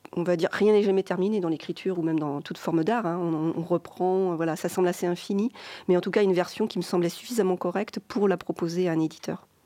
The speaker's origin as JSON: {"language": "French", "town": "Rennes", "region": "Brittany", "country": "France", "tie": "born or raised there", "also_born_or_lived": "Finistère", "moved": "yes", "said": "moi, j'ai grandi à Rennes, vous voyez, c'est donc c'est plus de l'autre côté de la, Bretagne"}